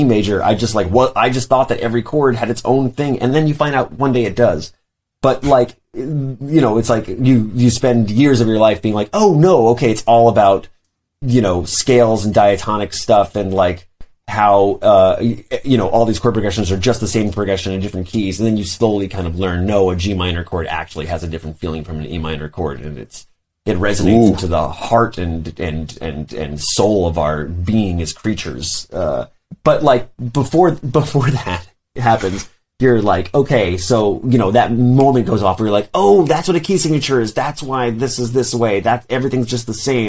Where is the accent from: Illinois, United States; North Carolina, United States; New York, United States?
New York, United States; New York City; I grew up in Brooklyn